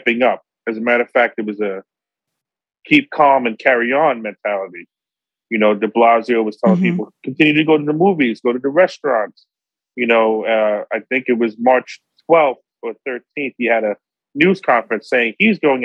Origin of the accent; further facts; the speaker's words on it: New York City, New York, United States; I was born and raised in Brooklyn, Park Slope, lived other places in Brooklyn, but born and raised in Brooklyn